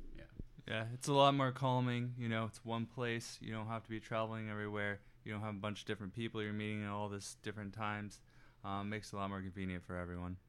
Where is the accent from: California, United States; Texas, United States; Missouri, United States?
Texas, United States; Dallas; I'm from the Dallas area